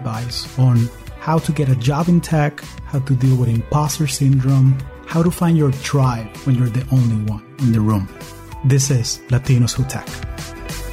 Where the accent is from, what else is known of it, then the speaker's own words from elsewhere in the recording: Caracas, Capital District, Venezuela; now in United States; I am originally from Caracas, Venezuela, and I've been calling the U.S. home for the last 20 years